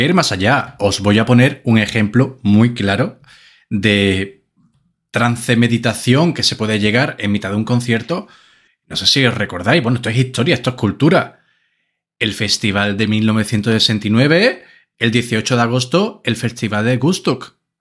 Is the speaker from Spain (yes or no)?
yes; Andalusia, Spain; somos andaluces de pura cepa